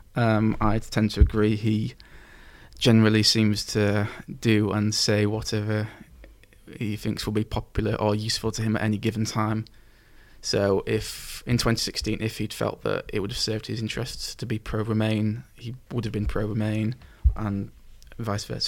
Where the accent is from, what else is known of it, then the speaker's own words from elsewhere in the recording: England, United Kingdom; I'd say I feel English, and then maybe British but not European